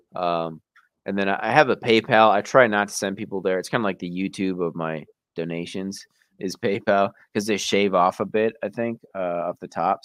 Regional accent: Wisconsin, United States; I'm from Wisconsin myself

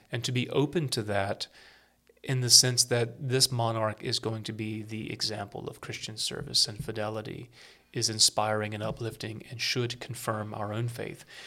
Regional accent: United States; being Americans

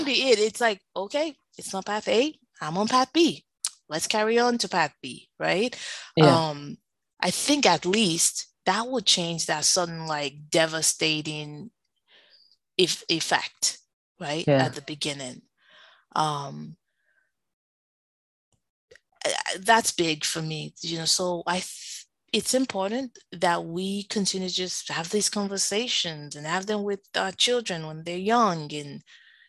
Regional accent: Nigeria; now in United States; as a Nigerian

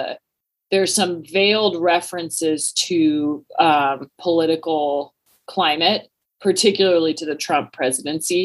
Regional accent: Washington, United States; I grew up in Washington State

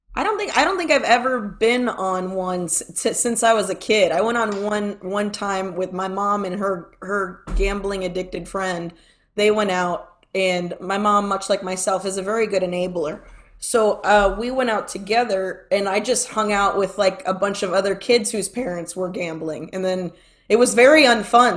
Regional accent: Florida, United States; I'm from Florida, and I'm not from California

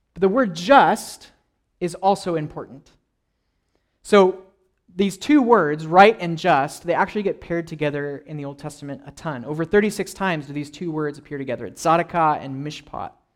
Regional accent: California, United States; I grew up in California

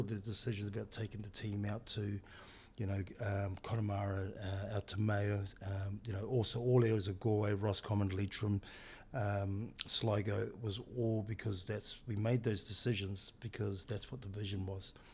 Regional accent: New Zealand; moved away; as a Pacific Islander boy growing up in New Zealand

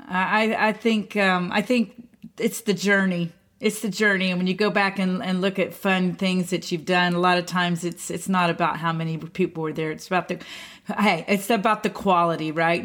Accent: Houston, Texas, United States; I was born in Houston

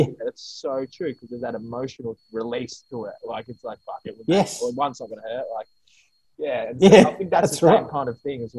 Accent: Australia; Being an Australian

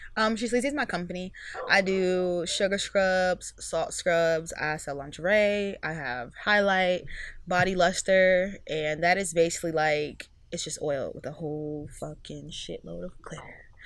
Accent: Mississippi, United States; also born or lived in Miami; now in Virginia, United States; I'm from Mississippi.

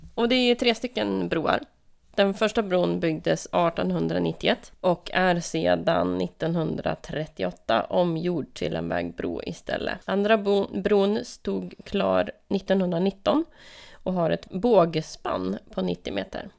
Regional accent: Lögdeå, Västerbotten County, Sweden; moved away; Lögdeå, där jag är uppvuxen

